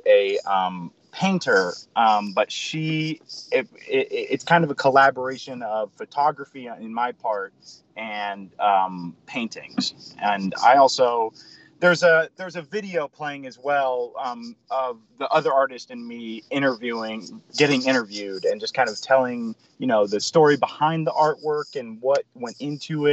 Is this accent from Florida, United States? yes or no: yes; Winter Park, Florida, United States; moved away as an adult; also born or lived in Sarasota, Florida; now in Asheville, United States; So I grew up in Orlando, in Winter Park, and I was there for about maybe 10 years